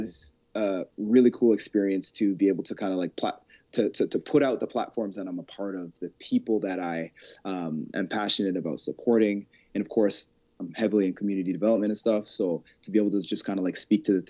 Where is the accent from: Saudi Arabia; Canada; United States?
Canada; Calgary, Alberta; My hidden Calgary gem. When I lived here my whole life